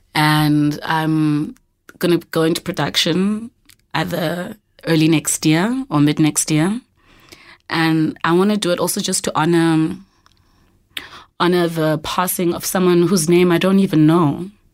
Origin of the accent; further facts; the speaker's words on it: Eastern Cape, South Africa; moved away as an adult; now in Johannesburg, South Africa; I'm originally from the Eastern Cape.